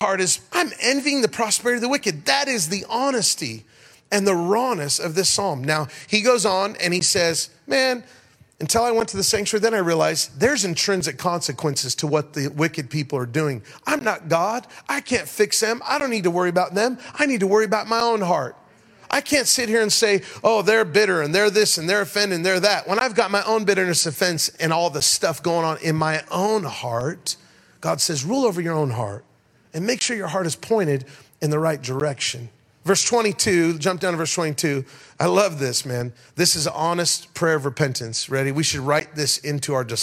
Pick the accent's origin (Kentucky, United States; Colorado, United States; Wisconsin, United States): Colorado, United States; Denver; It's 100 miles out of Denver, Colorado, my hometown